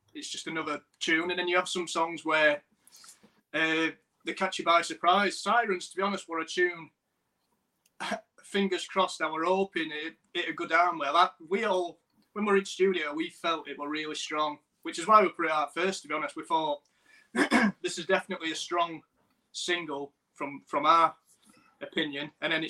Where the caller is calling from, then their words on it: Bolton-on-Dearne, Yorkshire and the Humber, United Kingdom; Coming from Bolton-on-Dearne, which is, I forgot how many miles it is outside Sheffield. Not a lot, a few miles just outside the main bit of Sheffield.